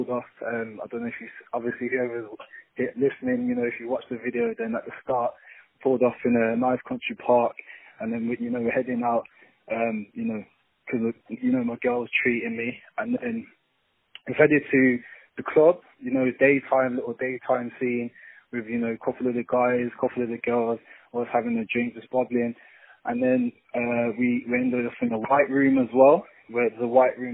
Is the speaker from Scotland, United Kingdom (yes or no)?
no; Birmingham, West Midlands, United Kingdom; I'm from a place called Birmingham City. It's probably about 2 hours away from London. But just born and raised down here